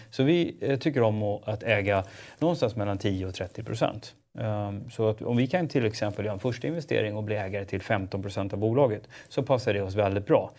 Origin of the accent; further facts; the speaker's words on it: Stockholm, Stockholm County, Sweden; jag är ju förortskille, så jag är ju född och uppvuxen i Spånga